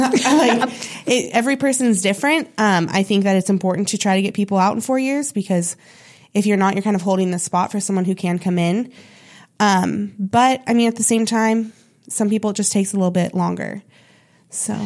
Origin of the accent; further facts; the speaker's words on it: Sonoma, California, United States; moved away as an adult; now in Chico, United States; my hometown a little bit, Sonoma